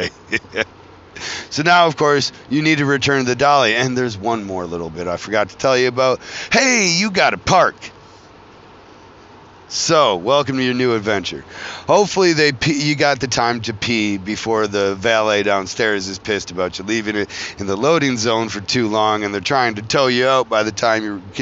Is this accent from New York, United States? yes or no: no; Flint, Michigan, United States; I come from Flint, Michigan